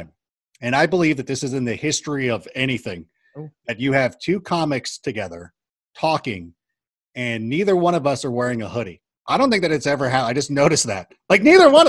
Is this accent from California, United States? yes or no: yes; Corona, California, United States; I grew up in a town outside of Anaheim. We'll just say it's Anaheim adjacent